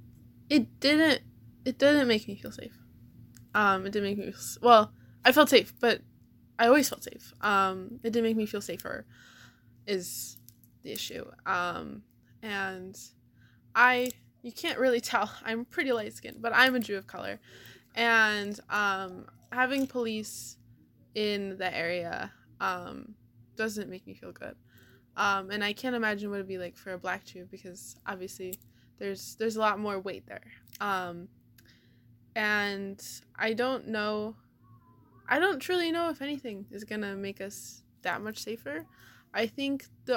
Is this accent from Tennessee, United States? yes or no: no; Cleveland, Ohio, United States; I'm from Cleveland